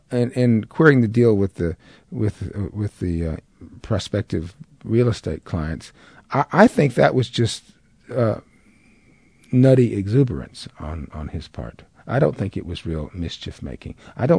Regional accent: the South, United States; It's one of the advantages to being a Southerner.

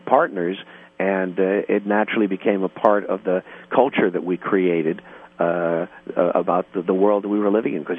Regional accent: United States; moved away as an adult; now in Los Angeles, United States; I grew up on the East Coast in the Midwest

